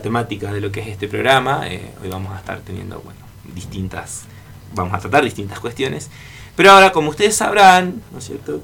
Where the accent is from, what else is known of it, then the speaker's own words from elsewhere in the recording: Argentina; nosotros, como argentinos